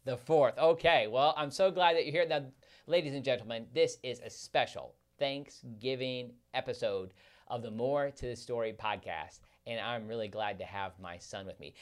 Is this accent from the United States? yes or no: yes; Midwest, United States; moved away; growing up in the Midwest where it's so cold